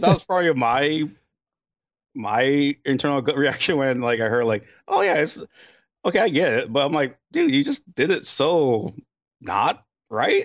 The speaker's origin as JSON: {"language": "English", "region": "Hawaii", "country": "United States", "tie": "born or raised there", "moved": "yes", "said": "I was born in Hawaii"}